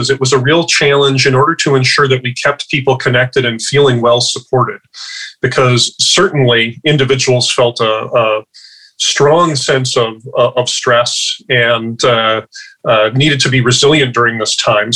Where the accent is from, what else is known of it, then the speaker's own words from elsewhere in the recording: Midwest, United States; now in Washington, United States; From the Midwest originally, I'm now out in Washington